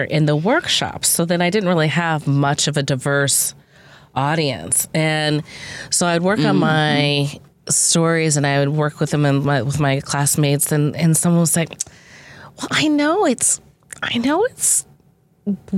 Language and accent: English; Chicago, Illinois, United States; also born or lived in Appleton, Wisconsin; I grew up in South Shore